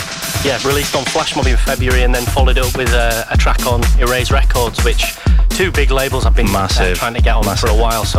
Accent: Bradford, Yorkshire and the Humber, United Kingdom; Leeds is, well, next to my hometown, Bradford.

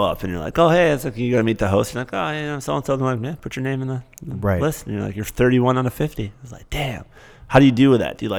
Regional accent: Michigan, United States; now in New York, United States; I'm from Michigan.

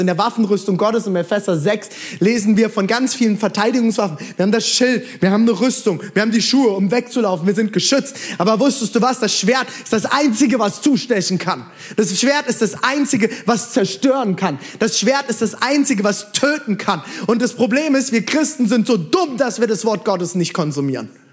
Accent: Mainz, Rhineland-Palatinate, Germany; Mainz, ich komme aus Mainz

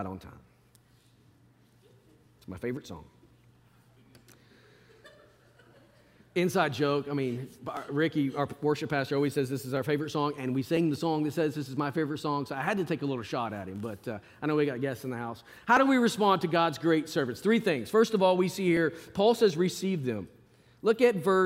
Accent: Arkansas, United States; moved away; I grew up in Arkansas

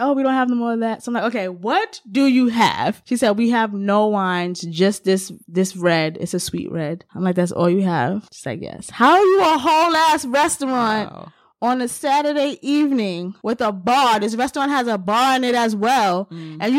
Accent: New York, United States; in my whole life, living in New York and being a New Yorker and engaging with your lovely cuisine

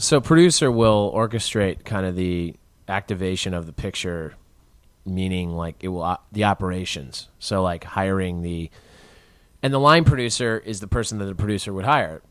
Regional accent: Chicago, Illinois, United States; as a Chicagoan

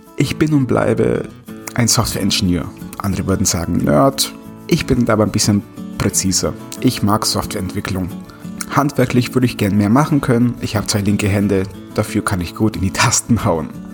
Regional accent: Bavaria, Germany; ich komme aus Bayern

